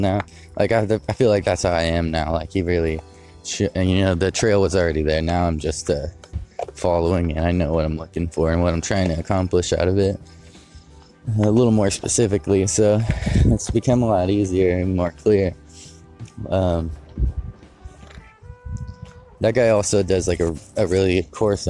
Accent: Modesto, California, United States; moved away; I grew up in Modesto

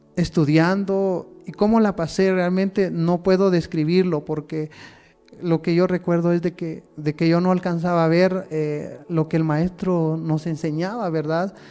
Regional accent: Santa Lucía Utatlán, Sololá, Guatemala; now in Santa Clara La Laguna, Guatemala; nací en Santa Lucía, Otatlán

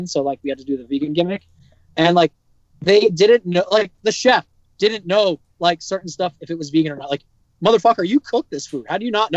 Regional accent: United States; I'm from America.

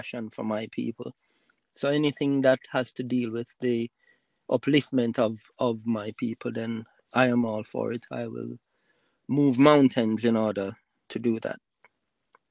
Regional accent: Jamaica; I was born and raised in the Sunny Isle, or as I would like to call it, the jewel of the Caribbean Nile, which is Jamaica

